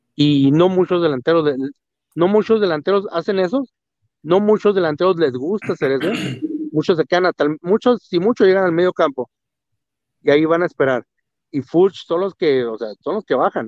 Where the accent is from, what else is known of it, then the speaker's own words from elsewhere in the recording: Mexico; nosotros como mexicanos, como latinos